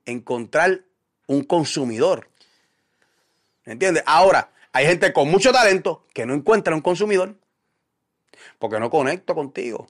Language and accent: Spanish; Puerto Rico; como puertorriqueño